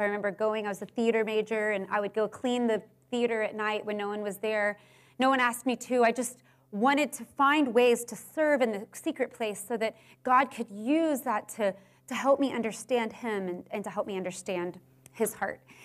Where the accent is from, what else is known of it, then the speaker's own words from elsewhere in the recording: Houston, Texas, United States; I grew up in Houston.